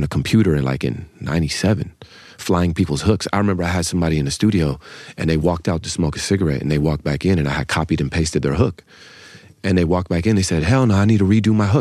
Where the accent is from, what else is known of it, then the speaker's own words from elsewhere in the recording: the Bay Area, California, United States; I'm from the Bay. It's the mecca of independence.